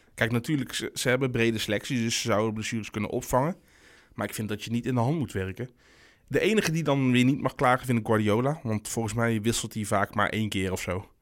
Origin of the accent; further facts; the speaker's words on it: North Brabant, Netherlands; ik ben een Brabander